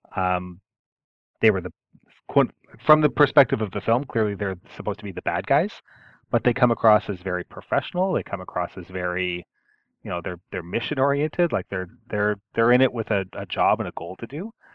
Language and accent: English; Canada; I'm I'm Canadian